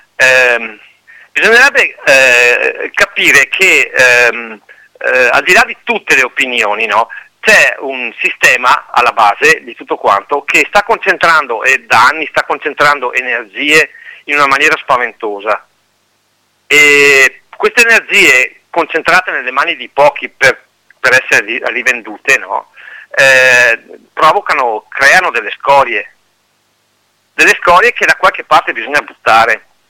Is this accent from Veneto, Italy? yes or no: yes; Pedavena, Veneto, Italy; io sono di Pedavena